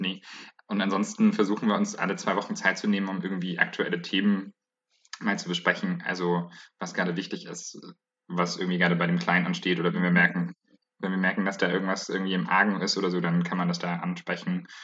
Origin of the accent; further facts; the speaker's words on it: Bayreuth, Bavaria, Germany; now in Leipzig, Germany; Ich komme äh, ursprünglich aus Bayreuth, wohne aber gerade in Leipzig